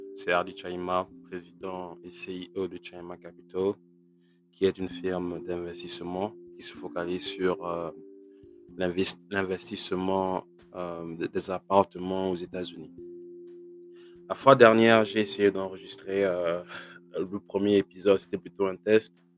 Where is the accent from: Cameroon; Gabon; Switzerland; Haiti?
Gabon; moved away as an adult; also born or lived in Libreville, Gabon / France; now in United States; j'ai grandi au Gabon